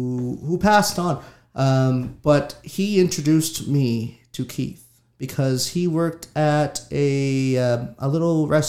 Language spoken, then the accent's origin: English; Waycobah First Nation, Nova Scotia, Canada; now in Wagmatcook First Nation, Canada; But I'm from Waigamaw, and I grew up there until I was 15. And I moved to Wamakook First Nation when I was 15, and now that's where I'm at right now.